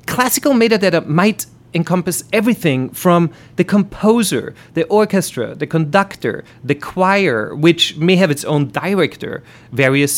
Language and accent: English; Vienna, Austria; accent: German; English is a second language; moved away; the world of classical music, which is the same world in which I grew up in back in Vienna